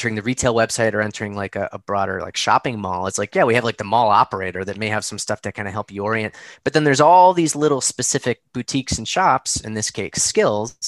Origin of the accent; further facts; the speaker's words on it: Chicago, Illinois, United States; now in Boston, United States; I grew up in Chicago